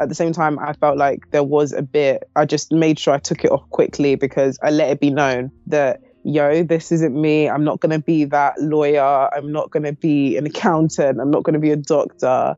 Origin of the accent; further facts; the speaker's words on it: London, United Kingdom; I was born in London, pretty much grown here my whole life